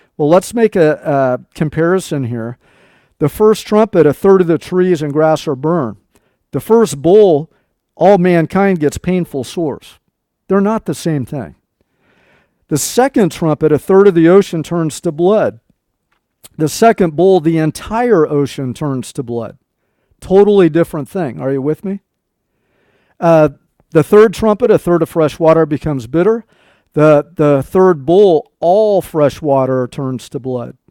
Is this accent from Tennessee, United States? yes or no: no; Nebraska, United States; moved away; we uh, lived in Nebraska when I was a small child. I was born in Nebraska.